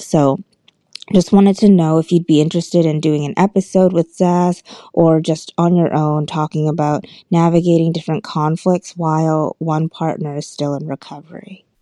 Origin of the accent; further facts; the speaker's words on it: Boston, Massachusetts, United States; now in Seattle, United States; I'm originally from Boston, but I currently reside in Seattle.